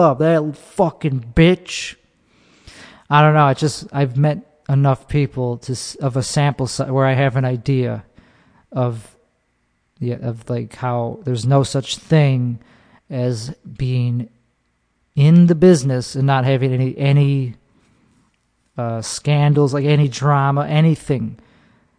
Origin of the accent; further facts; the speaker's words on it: Chicago, Illinois, United States; moved away as an adult; now in Austin, United States; I'm from Chicago